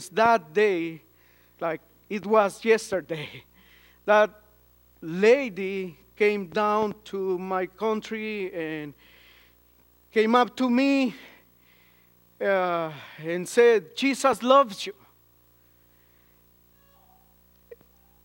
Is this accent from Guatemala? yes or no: yes; Guatemala